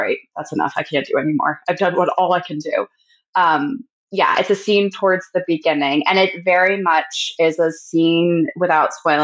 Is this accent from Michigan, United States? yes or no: no; Pennsylvania, United States; a lot in PA cause that's where I'm from. And I'm based like near Philly.